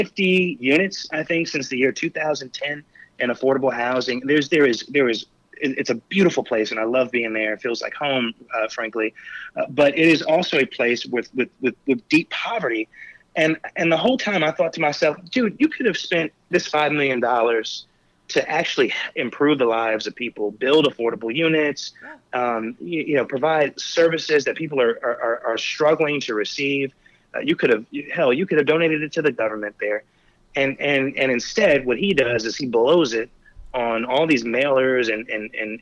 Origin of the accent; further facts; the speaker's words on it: Spring Valley, New York, United States; where I grew up in the Village of Spring Valley